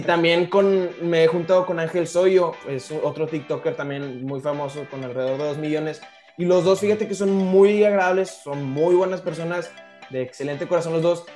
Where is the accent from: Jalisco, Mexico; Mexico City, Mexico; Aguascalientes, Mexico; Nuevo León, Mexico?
Nuevo León, Mexico; Monterrey; soy de, originario de aquí de Monterrey, nací aquí en Monterrey. Este, aquí, aquí nací, aquí sigo